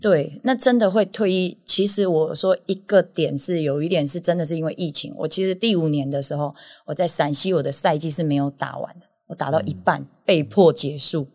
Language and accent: Chinese; Yunlin County, Taiwan; 我们全部都是云林人，我自己也是，我很以，我自己是云林的